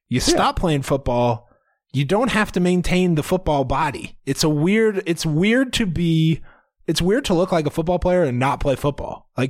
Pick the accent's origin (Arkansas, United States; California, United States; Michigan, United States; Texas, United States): Arkansas, United States; That's like I grew up in Arkansas.